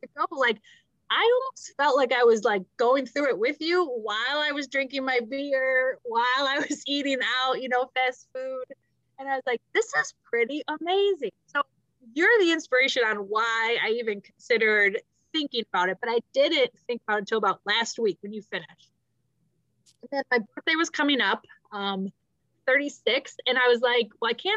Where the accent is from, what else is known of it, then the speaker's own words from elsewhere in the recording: Midwest, United States; we're both from the Midwest